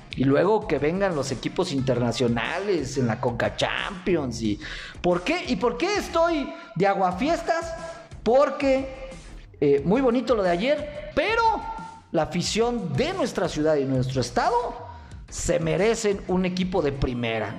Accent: Mexico; los mexicanos

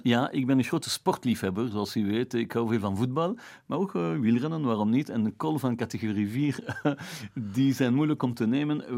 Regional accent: Flanders, Belgium; Ik ben een Belg, ik ben een Jood. Als Vlaming hier

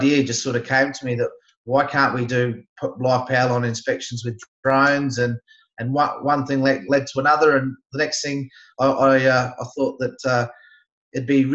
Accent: Barossa Valley, South Australia, Australia; I'm from South Australia, born and raised, grew up in the Barossa Valley

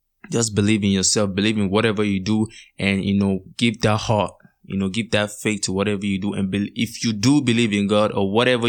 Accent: Nigeria; as Nigerian youth

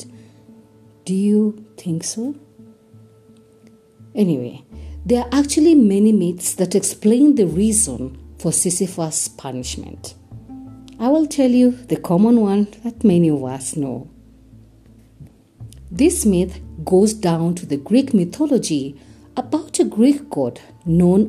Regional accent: Kenya; I am uniquely Kenyan and relevantly African

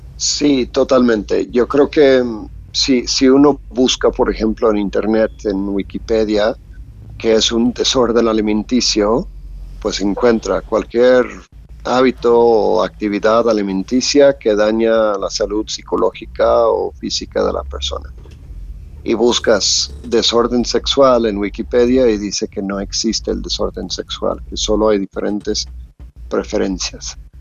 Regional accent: Louisiana, United States; moved away as an adult; now in Mexico; Soy de Estados Unidos, de Luisiana

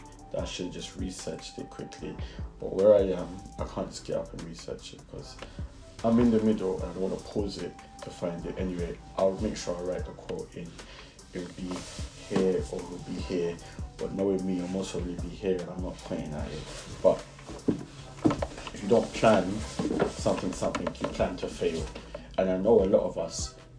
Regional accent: London, United Kingdom; accent: Brixton; sometimes when I speak, I'm just like, it's the Brixton in me.

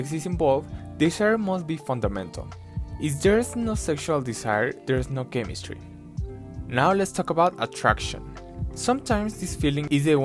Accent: Mexico; I'm from Mexico

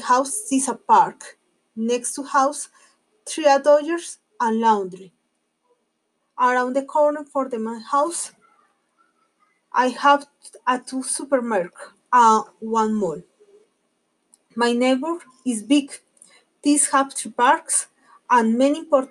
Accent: Colombia; English is a second language; I'm from Colombia

